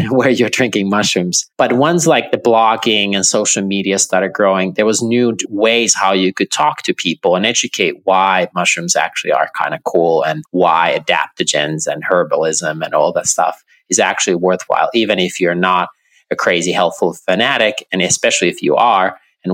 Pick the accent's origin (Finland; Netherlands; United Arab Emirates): Finland; I was born and raised in Finland, about 2 hours north from the capital of Helsinki.